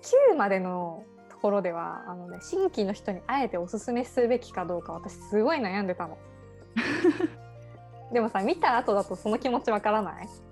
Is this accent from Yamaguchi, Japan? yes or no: yes; Yamaguchi, Japan; うちらの地元のね、山口県が登場するんですけど